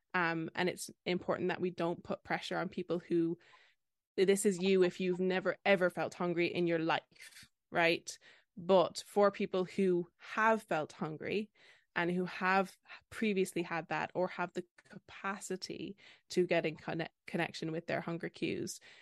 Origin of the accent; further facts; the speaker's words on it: Ireland; I'm that Irish dietitian on Instagram